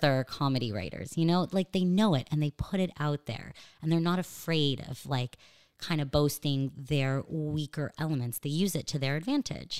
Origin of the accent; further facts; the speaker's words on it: Los Angeles, California, United States; accent: American; moved away as an adult; now in Israel; I grew up in L